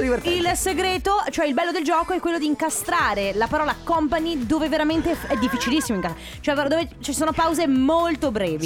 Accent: Sicily, Italy; now in Veneto, Italy; io sono nata in Sicilia eh, e da tanti anni, oltre il Covid, saranno 4-5 anni che io non scendo giù a Catania

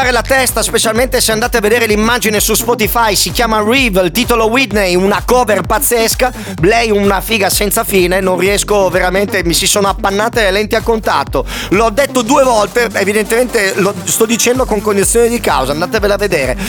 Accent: Apulia, Italy

